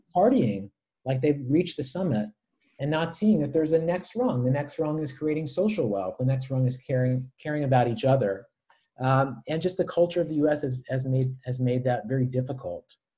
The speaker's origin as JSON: {"language": "English", "country": "United States", "said": "I have felt more like more of an American"}